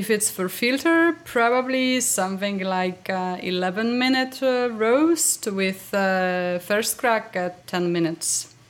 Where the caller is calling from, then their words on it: Warsaw, Masovian Voivodeship, Poland; Uh, Warsaw, Poland is hot, absolutely hot here.